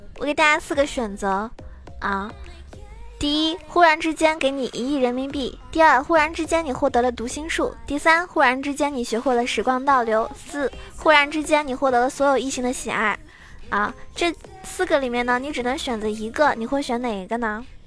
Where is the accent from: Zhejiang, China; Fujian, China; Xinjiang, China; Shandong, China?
Zhejiang, China; 我是浙江人